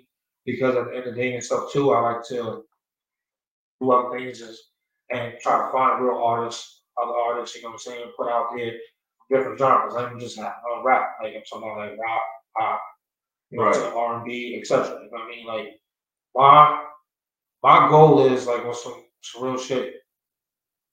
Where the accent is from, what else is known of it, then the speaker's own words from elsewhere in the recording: East Coast, United States; moved away as an adult; now in Phoenix, United States; I'm from the East Coast, born and raised, but Phoenix is my home